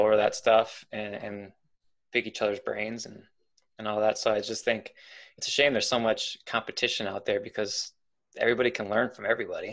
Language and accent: English; Milwaukee, Wisconsin, United States; moved away; I'm not from this area. I'm originally from Milwaukee